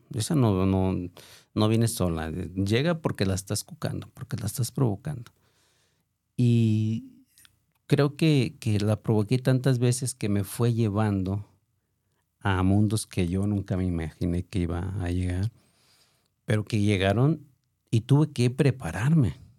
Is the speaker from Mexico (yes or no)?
yes; Autlán de Navarro, Jalisco, Mexico; moved away; also born or lived in Tlajomulco de Zúñiga, Jalisco; yo soy de Outland de la Gran. Eh, por razones ahí complicadas, em, me traen a, vivir a, Tlajumulco